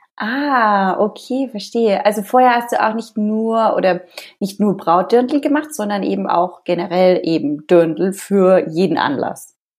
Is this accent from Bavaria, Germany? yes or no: yes; Ansbach area, Bavaria, Germany; aus meiner Heimatregion